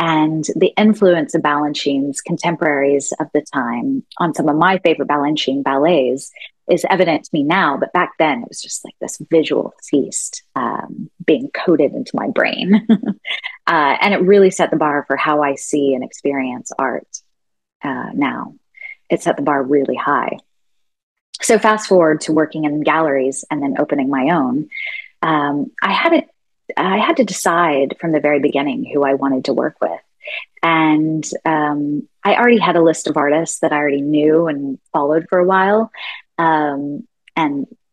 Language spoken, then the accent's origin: English; Fort Worth, Texas, United States; I grew up in Fort Worth, Texas, Cowtown